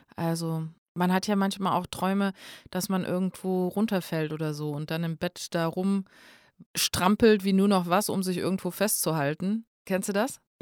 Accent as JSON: {"language": "German", "region": "North Hesse", "country": "Germany", "said": "Bei uns in Nordhessen ähm, da gibt es manche Leute, die sehr extrem so nordhessisches Platt reden"}